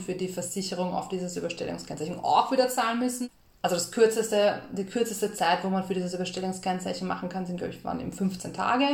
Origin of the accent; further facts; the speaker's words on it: Austria; wir sind halt aus Österreich